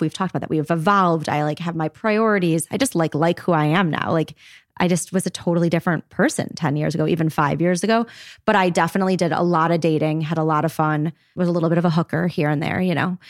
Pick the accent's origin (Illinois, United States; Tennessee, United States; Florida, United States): Illinois, United States; Highland Park; I'm from Highland Park, actually